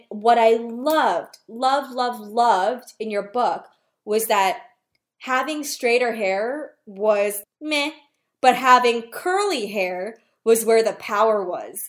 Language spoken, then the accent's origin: English; New York City, New York, United States; people that I came up with from New York City where everybody's hustling